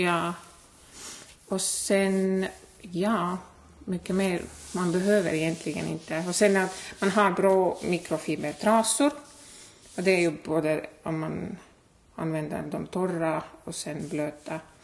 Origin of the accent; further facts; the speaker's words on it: Estonia; Swedish is a second language; moved away as an adult; now in Hudiksvall, Sweden; jag är född och uppvuxen i Estland